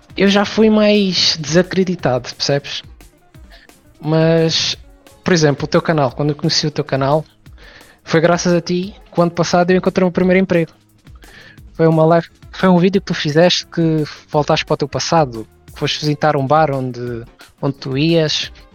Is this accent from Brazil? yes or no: no; Portugal; sou português